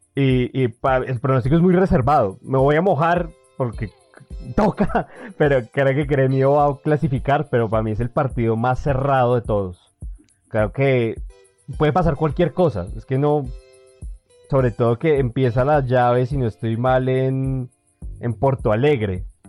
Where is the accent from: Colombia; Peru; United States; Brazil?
Colombia; a nosotros como colombianos